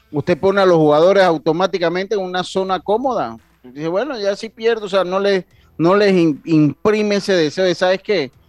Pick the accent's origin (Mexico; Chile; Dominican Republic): Dominican Republic; Santo Domingo, Distrito Nacional; saludos desde la capital del mundo, desde la ciudad de Santo Domingo, claro que sí, la ciudad misa, de donde soy yo, de mi ciudad de Santo Domingo.